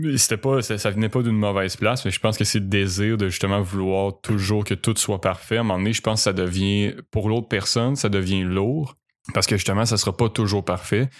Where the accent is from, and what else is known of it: Quebec City, Quebec, Canada; moved away as an adult